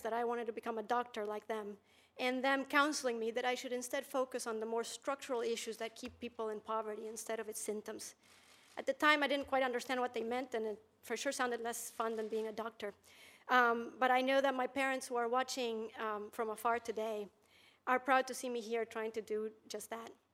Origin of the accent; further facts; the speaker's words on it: Bolivia; now in United States; growing up in Bolivia